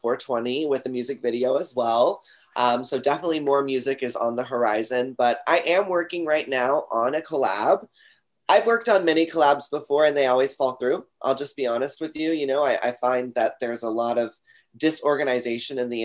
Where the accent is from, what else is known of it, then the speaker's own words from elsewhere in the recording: Texas, United States; I'm from Texas